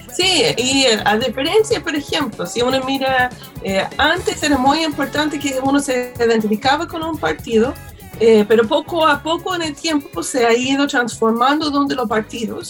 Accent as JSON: {"language": "Spanish", "country": "United States", "moved": "yes", "lives_now": "Chile", "said": "yo soy estadounidense"}